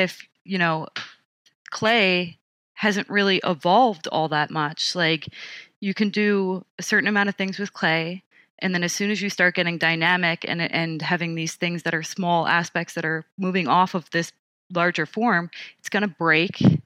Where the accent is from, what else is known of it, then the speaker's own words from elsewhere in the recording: Montauk, New York, United States; moved away; I grew up on Camp Hero